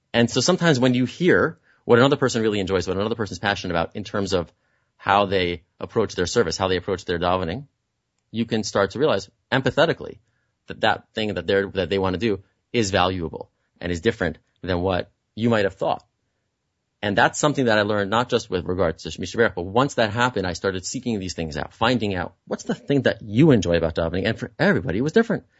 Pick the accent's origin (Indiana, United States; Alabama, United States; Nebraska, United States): Indiana, United States; Muncie; moved away; I'm from Muncie, I'm a country boy